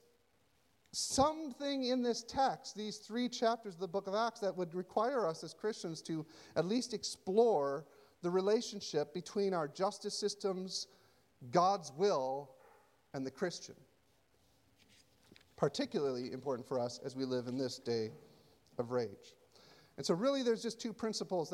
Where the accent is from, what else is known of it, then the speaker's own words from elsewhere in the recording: United States; as an American